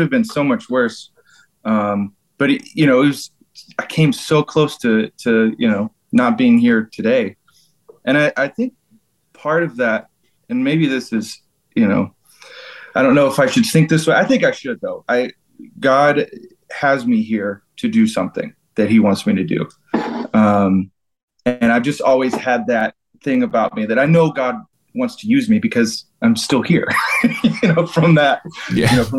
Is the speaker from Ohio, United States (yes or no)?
no; Georgia, United States; I'm from Georgia in the United States